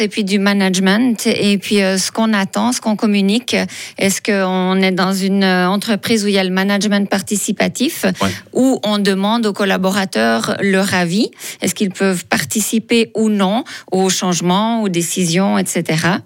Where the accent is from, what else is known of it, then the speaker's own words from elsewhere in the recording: Fribourg, Switzerland; je viens de Fribourg